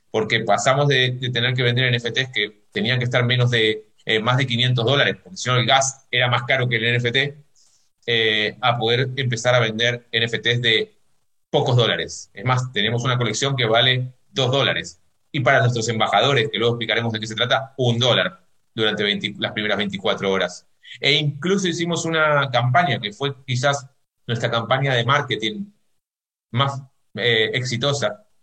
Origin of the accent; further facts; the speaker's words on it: Argentina; yo lo digo como argentino, en Argentina nadie apuesta por la moneda local, que es el peso, porque el peso devalúa